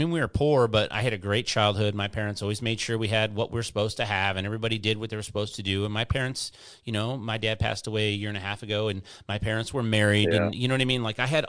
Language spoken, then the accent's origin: English; United States; I'm a meat eater. I'm an American man. I'm a mechanic.